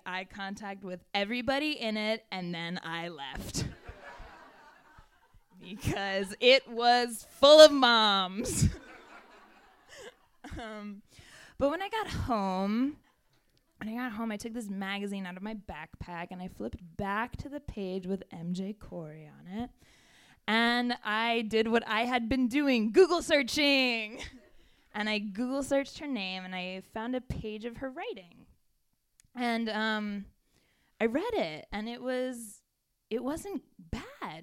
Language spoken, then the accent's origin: English; Connecticut, United States; moved away as an adult; also born or lived in North Carolina; I grew up in Connecticut and then went to school in North Carolina